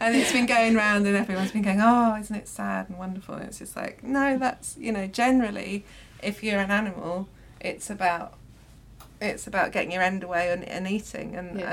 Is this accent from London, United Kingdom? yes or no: yes; London, United Kingdom; growing up in London